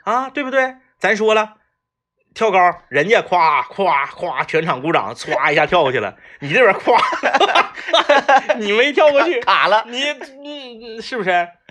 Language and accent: Chinese; Northeast China, China; 我们作为东北人